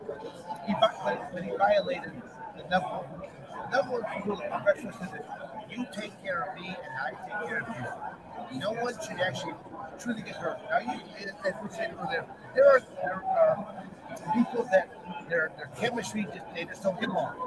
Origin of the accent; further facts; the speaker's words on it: Michigan, United States; also born or lived in Arizona; I'm born and raised in Michigan